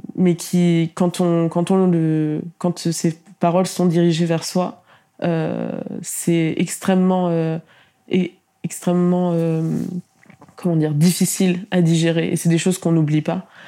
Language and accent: French; Tours, Centre-Val de Loire, France; j'ai quand même grandi à Tours